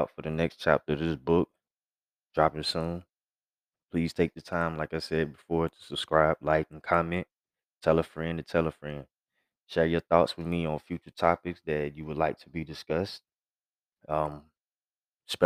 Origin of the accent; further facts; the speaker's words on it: Gretna, Virginia, United States; now in Texas, United States; I was born and raised in Gretna, VA